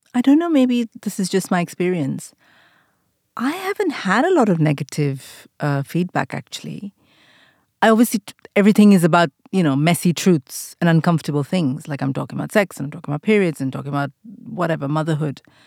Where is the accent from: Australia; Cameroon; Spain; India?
India; moved away as an adult; now in United Kingdom; the times that I grew up in India, we didn't date